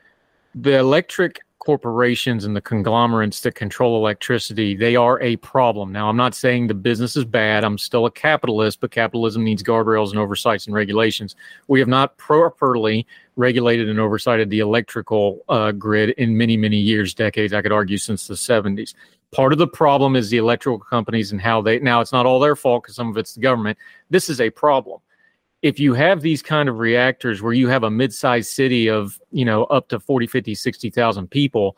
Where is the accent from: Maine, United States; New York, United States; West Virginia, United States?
West Virginia, United States; central; my hometown has a hydroelectric plant, but that's because it has a Corps of Engineer-controlled lake